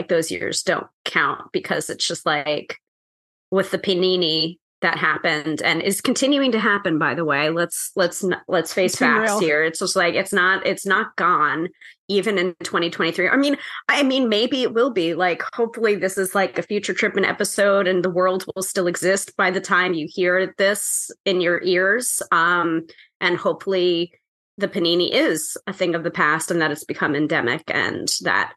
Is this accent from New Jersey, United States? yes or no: no; New York, United States; the New Yorker